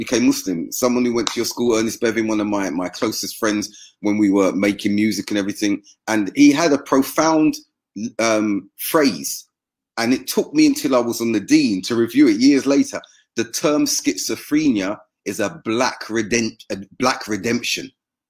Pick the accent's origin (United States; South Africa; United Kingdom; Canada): United Kingdom; me being black British